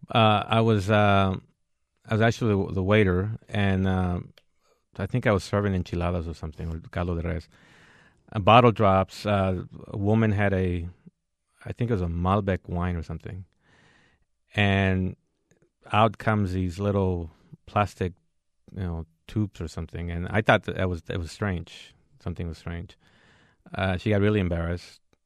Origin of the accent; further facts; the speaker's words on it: San Joaquin Valley, California, United States; also born or lived in Mexico / El Paso, Texas; we grew up in the San Joaquin Valley in California